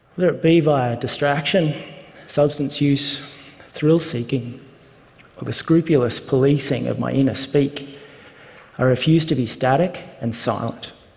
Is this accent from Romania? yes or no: no; Australia; I'm an Australian